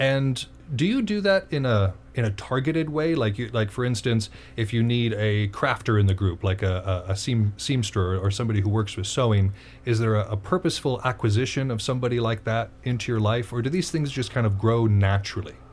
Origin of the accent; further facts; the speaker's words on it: United States; I'm from America